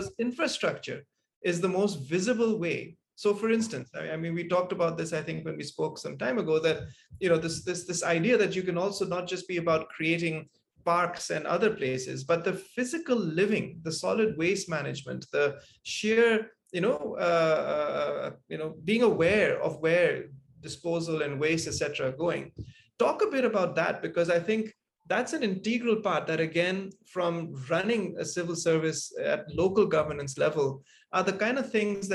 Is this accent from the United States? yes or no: no; Malaysia; moved away; also born or lived in Singapore; growing up in Malaysia and then in Singapore